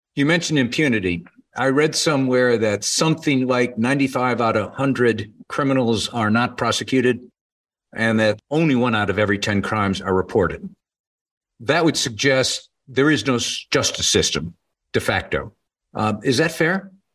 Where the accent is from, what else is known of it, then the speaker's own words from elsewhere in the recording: United States; as an American